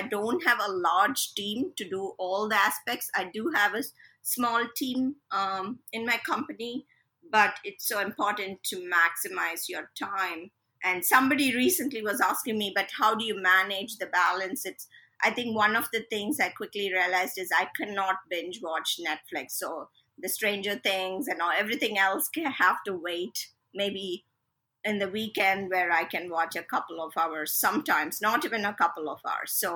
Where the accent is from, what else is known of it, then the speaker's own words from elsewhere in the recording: India; first language Telugu; English is a second language; my native language is Telugu, which is obviously we all know coming from India, it's a South Indian language.